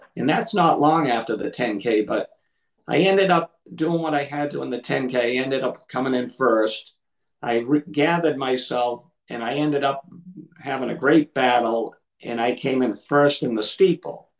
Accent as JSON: {"language": "English", "town": "Lynn", "region": "Massachusetts", "country": "United States", "tie": "born or raised there", "said": "I'm from Massachusetts"}